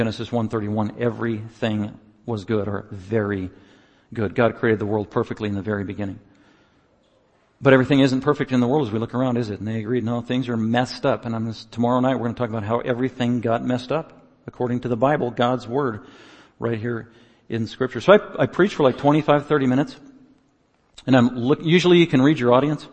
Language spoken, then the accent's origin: English; United States; I was from America